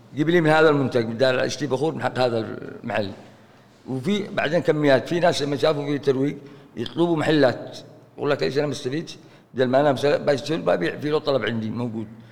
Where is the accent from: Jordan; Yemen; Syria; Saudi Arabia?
Yemen; Aden; هنا عندنا في عدن